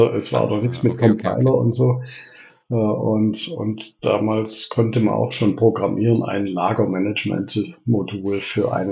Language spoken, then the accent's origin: German; Reutlingen, Baden-Württemberg, Germany; accent: Swabian; Ja, also ich bin, was man meinem Dialekt wahrscheinlich äh, unschwer anhört, Schwabe. Ich bin äh, gebürtig in Reutlingen, das liegt da südlich von Stuttgart, bin dort auch aufgewachsen, in der, mitten in der Stadt.